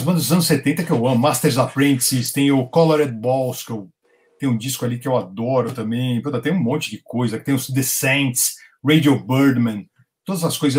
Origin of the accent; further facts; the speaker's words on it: Brazil; eu sou brasileiro, eu sou colecionador